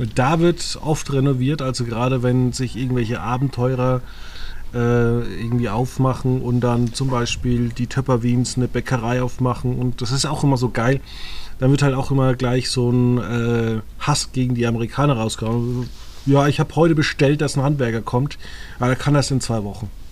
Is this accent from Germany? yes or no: yes; Germany; wir sind Deutsche